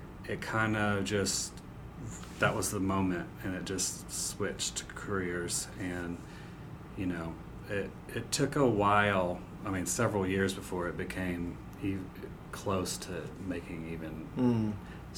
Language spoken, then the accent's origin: English; Jacksonville Beach, Florida, United States; moved away as an adult; also born or lived in Charlotte, North Carolina; I grew up in Jacksonville Beach, Florida